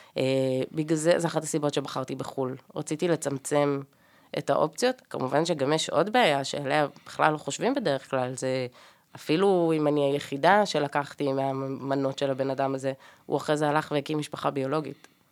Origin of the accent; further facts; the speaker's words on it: Ra'anana, Central District, Israel; אני במקום מהמרכז, מרעננה